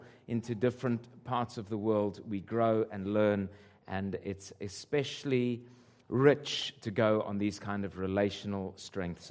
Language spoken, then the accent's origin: English; Zimbabwe; moved away; my mother is Scottish and my father Portuguese, and I was born in Rhodesia. And Rhodesia became Zimbabwe